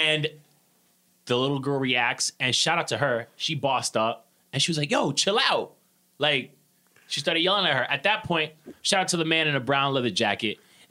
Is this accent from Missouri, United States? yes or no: no; New York City, New York, United States; I'm a New Yorker